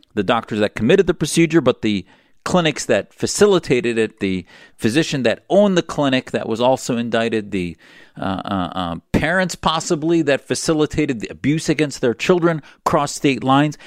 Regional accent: Wisconsin, United States; my identity as a Wisconsinian, the state I was from.

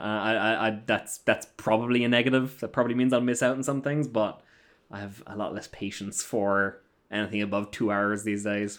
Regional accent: Ireland; moved away; I'm an Irish gentleman.

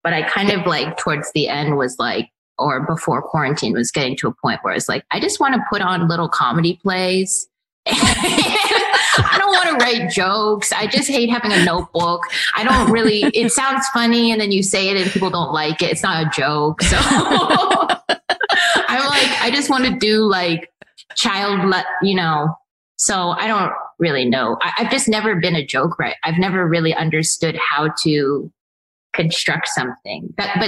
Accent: San Francisco, California, United States; I'm from San Francisco.

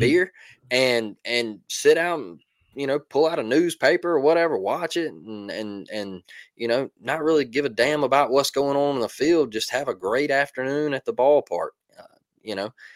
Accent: Mobile, Alabama, United States; I'm from Mobile

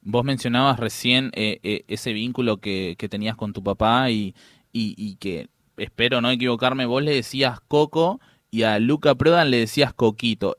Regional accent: Buenos Aires, Argentina; yo soy de la Villa 21-24

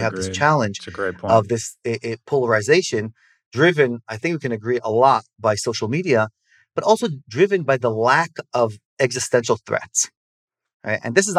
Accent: Israel; accent: American; So I grew up in Israel. And, you know, if we speak Hebrew, I'll be as obnoxious and short-tempered as every other Israeli. But my parents are American, so I have the accent. Grew up in Israel

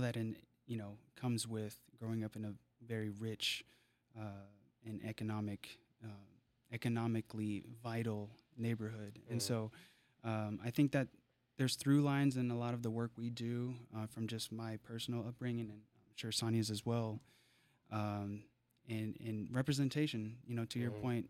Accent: Seattle, Washington, United States; I grew up bouncing around South Seattle, splitting time between Beacon Hill and Tukwila.

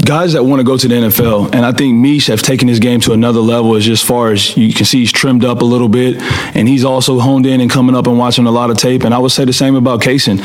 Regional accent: California, United States; I'm from California

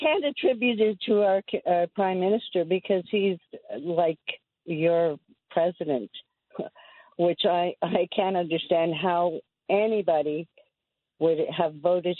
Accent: Canada; I'm a Canadian.

